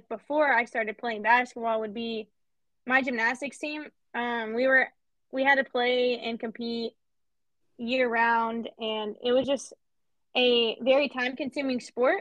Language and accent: English; Panama City Beach, Florida, United States; moved away as an adult; also born or lived in Atlanta, Georgia; now in Salisbury, Maryland, United States; So I am originally from Panama City Beach, Florida.